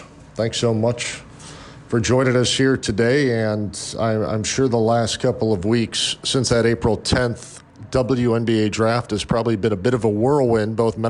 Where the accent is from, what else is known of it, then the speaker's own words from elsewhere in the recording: Chicago, Illinois, United States; I am from Chicago.